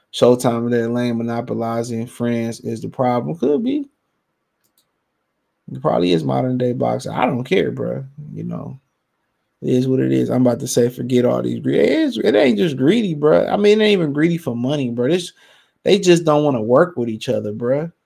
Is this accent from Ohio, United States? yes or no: yes; Cleveland, Ohio, United States; I'm from Cleveland